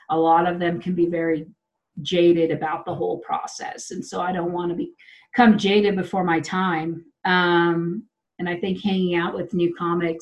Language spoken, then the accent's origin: English; Wichita, Kansas, United States; now in Denver, United States; I'm from Wichita